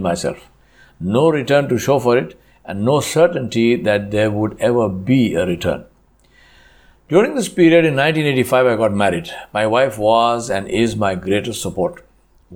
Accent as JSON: {"language": "English", "town": "Hyderabad", "region": "Telangana", "country": "India", "also_born_or_lived": "Tamil Nadu", "moved": "as an adult", "said": "Since the estates were in Tamil Nadu and I am from Hyderabad, I needed to learn a totally new language, Tamil"}